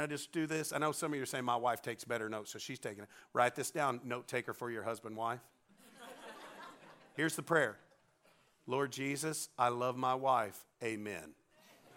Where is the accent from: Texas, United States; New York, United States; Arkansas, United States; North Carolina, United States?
Arkansas, United States; We're from Arkansas. We're 49th in the education system